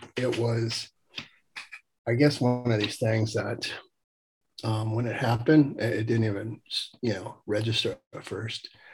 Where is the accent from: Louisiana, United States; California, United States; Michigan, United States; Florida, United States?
California, United States; Los Angeles; moved away as an adult; growing up in the San Fernando Valley